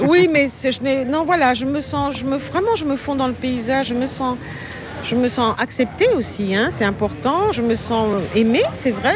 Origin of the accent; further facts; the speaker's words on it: Paris, Île-de-France, France; accent: Parisian; also born or lived in Guadeloupe; now in Marie-Galante, Guadeloupe; mon enfance euh, parisienne